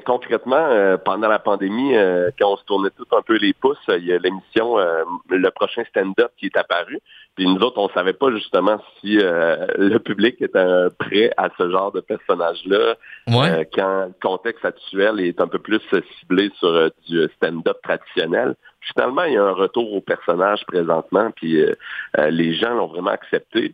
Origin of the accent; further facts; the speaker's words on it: Quebec City, Quebec, Canada; also born or lived in Saint-Hyacinthe / Montreal; les deux, on vient de Québec